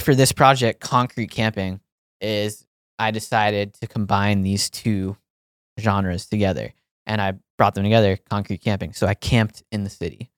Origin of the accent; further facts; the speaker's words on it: Pennsylvania, United States; moved away; it's in my home state, far away from where I grew up